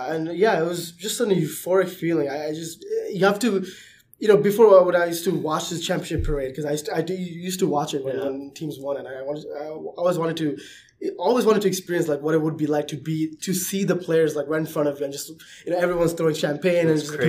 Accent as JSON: {"language": "English", "town": "Toronto", "region": "Ontario", "country": "Canada", "tie": "born or raised there", "said": "But by default, I had to support the Raptors because they're my hometown team."}